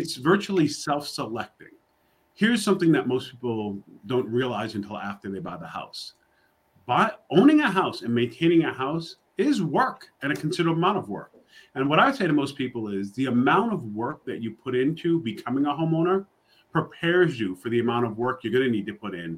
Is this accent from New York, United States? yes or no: yes; New York City, New York, United States; now in Charlotte, United States; I'm from New York City. I live in Charlotte, North Carolina now.